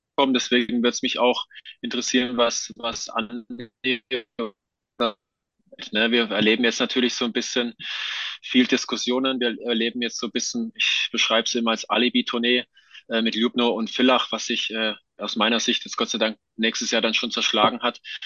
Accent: Johanngeorgenstadt, Saxony, Germany; moved away; also born or lived in Hinterzarten; in Johann Georgenstadt im Erzgebirge, wo ich aufgewachsen bin

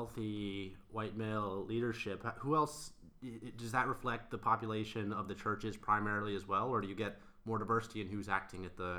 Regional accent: Virginia, United States; I grew up in Virginia

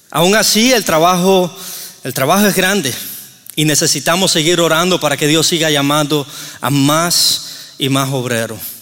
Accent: Cuba; moved away; vengo de Cuba

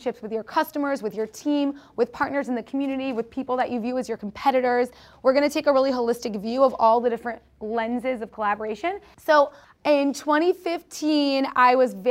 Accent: Cincinnati, Ohio, United States; moved away as an adult; also born or lived in Mexico / Spain / Chile / Israel; now in Miami, United States; I'm originally from Cincinnati, Ohio.

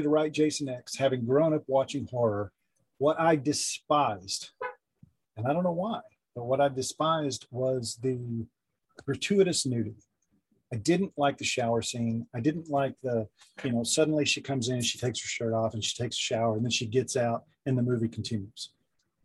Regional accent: the South, United States; I grew up in the South

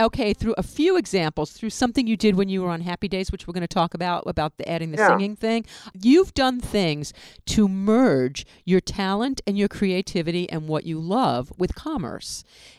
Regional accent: New York City, New York, United States; I'm from the Bronx.

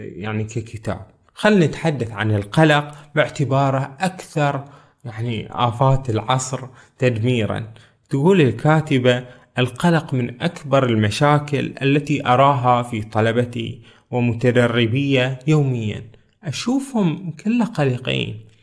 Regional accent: Bahrain; من بلدنا البحرين

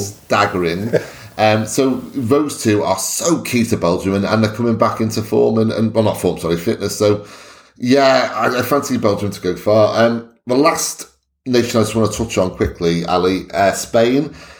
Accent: Wales, United Kingdom; I'm Welsh

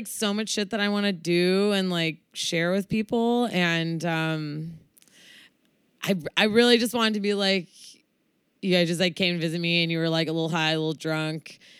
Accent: Oakland, California, United States; growing up in Oakland and in the Bay Area. So heavy, heavy Asian influence.

